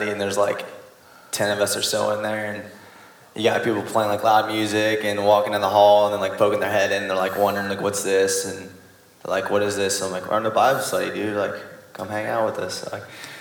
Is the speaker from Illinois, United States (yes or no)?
yes; Mount Zion, Illinois, United States; I'm from Mount Zion